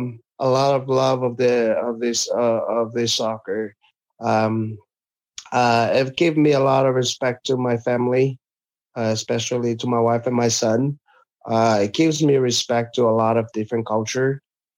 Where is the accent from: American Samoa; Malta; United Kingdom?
American Samoa; born there; I still live in our village, but I was born in American Samoa. I can't betray my country.